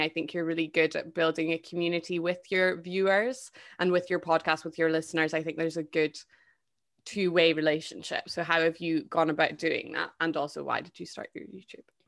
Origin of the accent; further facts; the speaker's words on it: United Kingdom; I am British